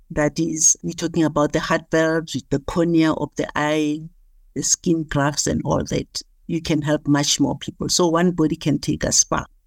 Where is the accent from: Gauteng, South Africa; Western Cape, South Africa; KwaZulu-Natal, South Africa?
Gauteng, South Africa; Soweto; I was born and bred in Soweto in Dobsenville